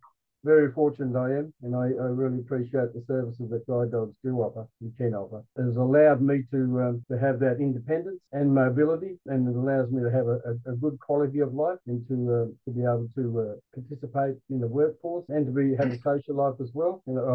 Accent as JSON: {"language": "English", "town": "Armidale", "region": "New South Wales", "country": "Australia", "said": "I'm from Armidale, New South Wales in Australia. I'm an Indigenous Australian."}